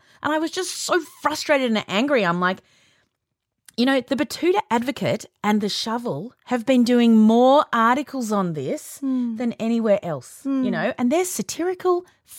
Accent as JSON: {"language": "English", "country": "Australia"}